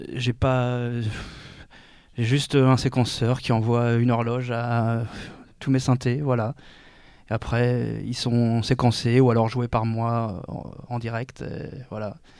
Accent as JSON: {"language": "French", "town": "Orléans", "region": "Centre-Val de Loire", "country": "France", "lives_now": "Tours, France", "said": "je vis à Tours, je viens de Orléans"}